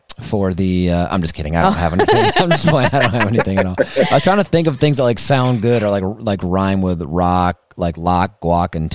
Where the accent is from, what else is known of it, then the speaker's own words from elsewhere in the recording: Wisconsin, United States; also born or lived in Austin, Texas; I'm from Wisconsin